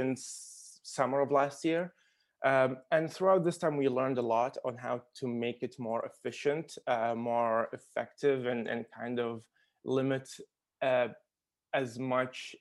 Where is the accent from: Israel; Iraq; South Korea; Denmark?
Iraq; Baghdad, Baghdad Governorate; moved away; also born or lived in Qatar; Originally, I'm from Iraq. I was born in Baghdad